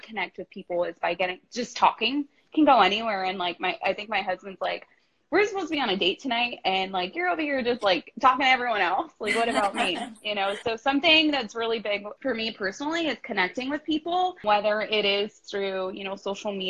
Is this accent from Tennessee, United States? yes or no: no; Bakersfield, California, United States; born and raised in Bakersfield, California